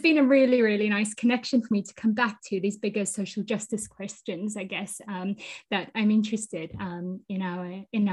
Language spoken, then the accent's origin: English; Botswana; also born or lived in South Africa; I was born in South Africa and I grew up in Botswana.